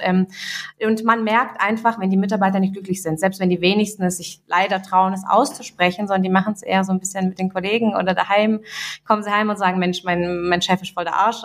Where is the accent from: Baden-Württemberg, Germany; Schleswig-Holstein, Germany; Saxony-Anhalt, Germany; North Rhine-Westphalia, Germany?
Baden-Württemberg, Germany; Göppingen; also born or lived in Russia; ich komme aus Göppingen, so kurz zur Info, und Göppingen liegt zwischen Stuttgart und Ulm